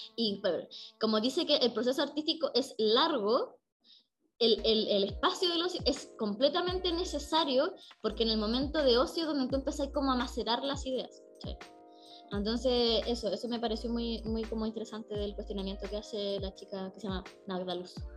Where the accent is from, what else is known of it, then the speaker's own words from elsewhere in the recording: Coquimbo, Chile; nosotros somos de Coquimbo